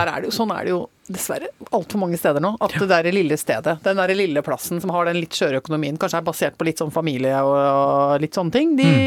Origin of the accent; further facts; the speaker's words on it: Innlandet, Norway; Og umiddelbart så kjente jeg igjen Kallerud prestegarden, der jeg vokste opp.